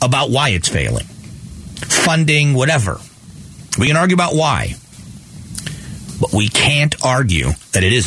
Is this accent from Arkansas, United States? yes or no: no; Fort Myers, Florida, United States; now in Arizona, United States; I grew up in Fort Myers